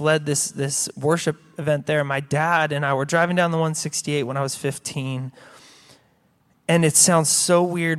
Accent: United States; I had been, uh, at a church, uh, here in my hometown for, forever

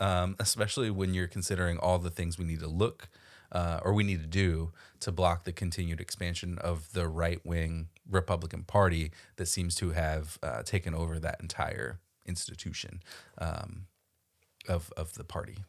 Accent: Florida, United States; I grew up in Florida

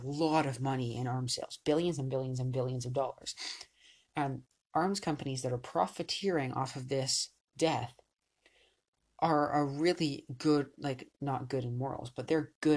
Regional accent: Canada; I'm Canadian

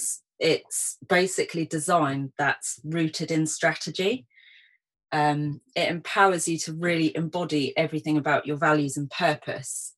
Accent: Portsmouth, South East England, United Kingdom; also born or lived in London; my hometown of Portsmouth.

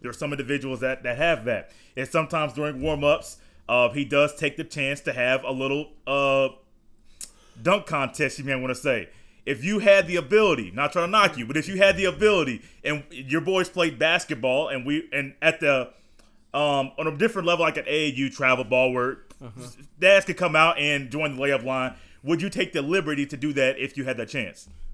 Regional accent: Indiana, United States; I was born in Indiana

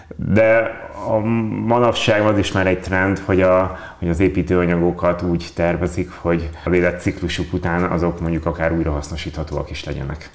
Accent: Veszprém, Veszprém County, Hungary; Ugye én ott nőttem fel.

